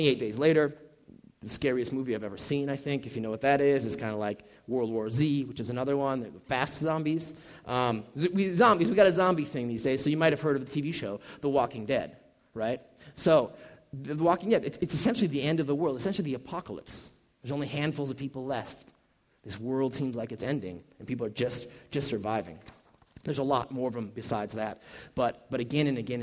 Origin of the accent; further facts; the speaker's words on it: Minnesota, United States; moved away; I'm originally from Minnesota, and so, our football team is the Vikings